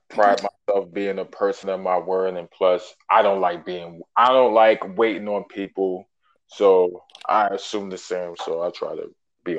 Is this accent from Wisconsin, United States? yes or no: no; New York City, New York, United States; Born and raised in Brooklyn, New York. Shout out Bushwick, shout out Canarsie, and shout out Best Eye.